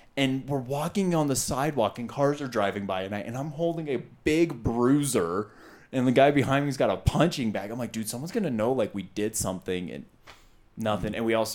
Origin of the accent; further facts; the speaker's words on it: Utah, United States; We're from Utah.